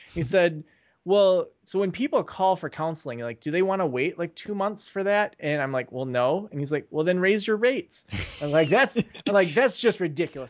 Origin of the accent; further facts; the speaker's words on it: Traverse City, Michigan, United States; moved away; also born or lived in Kalamazoo; move back to my hometown of Traverse City